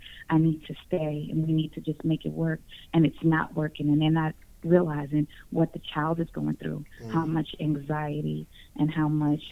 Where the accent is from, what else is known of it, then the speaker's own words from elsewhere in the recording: New York City, New York, United States; now in Newport News, United States; So I'm from New York, Manhattan, New York, but the Spanish Harlem is where I'm from